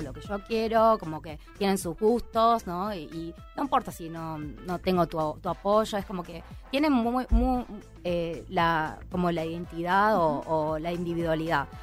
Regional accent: Argentina; yo nací en Argentina y me viví, eh, toda mi vida en Argentina

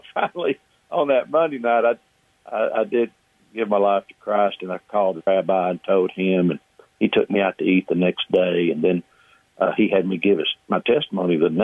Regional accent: Austin, Texas, United States; I grew up in Austin, Texas

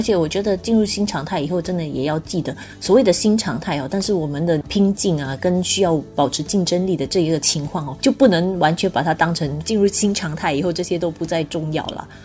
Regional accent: Singapore; 作为新加坡人

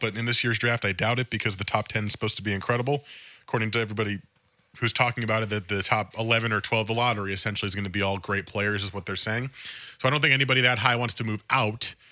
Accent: New Jersey, United States; my home state

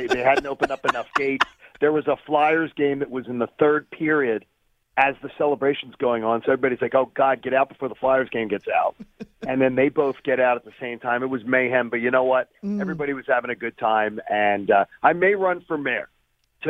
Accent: Philadelphia, Pennsylvania, United States; moved away; to get to come home to my hometown last year and to work here

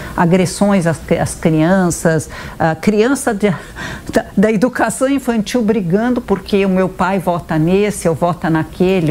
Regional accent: Brazil; eu sou, por exemplo, filha de imigrantes, como vocês mostraram, e isso faz parte, integra a minha identidade, Sim. eu sou brasileira

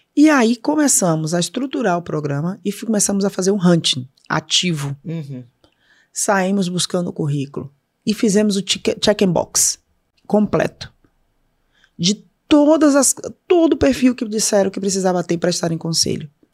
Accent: Salvador, Bahia, Brazil; born or raised there; moved away

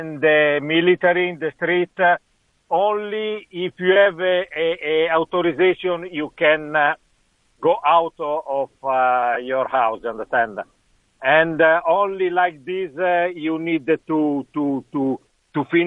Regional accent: Italy; English is a second language; also born or lived in Ghana; I just arrived in Italy

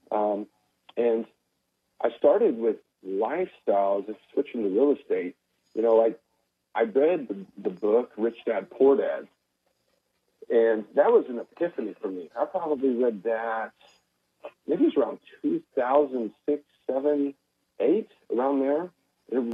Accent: Laramie, Wyoming, United States; moved away as an adult; Laramie, Wyoming is my hometown.

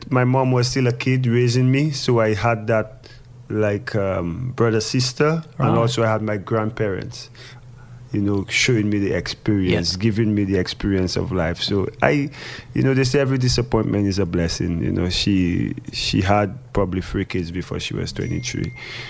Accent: St. Lucia; Growing up in St. Lucia, you know, just growing up in the Caribbean, you know, it's just laid back.

